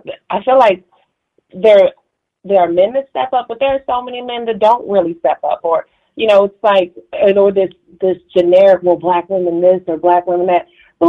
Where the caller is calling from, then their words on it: Dallas, Texas, United States; Marie, I'm calling from Dallas.